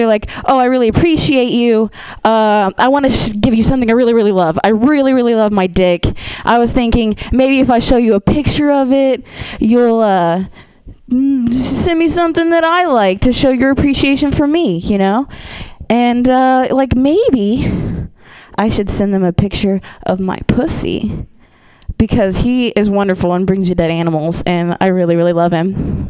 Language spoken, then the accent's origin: English; Ohio, United States; I am from the Midwest. I'm from Ohio.